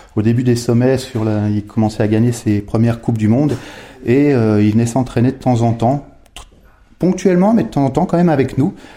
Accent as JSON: {"language": "French", "town": "Megève", "region": "Auvergne-Rhône-Alpes", "country": "France", "tie": "born or raised there", "said": "je suis né au village, dans un, magnifique village euh, de Haute-Savoie qui s'appelle Megève, et j'ai un parcours assez traditionnel d'enfant qui, qui a grandi dans un village"}